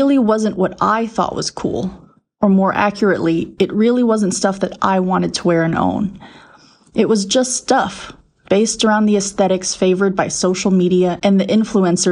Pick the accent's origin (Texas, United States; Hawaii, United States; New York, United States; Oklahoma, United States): Texas, United States; I'm from Texas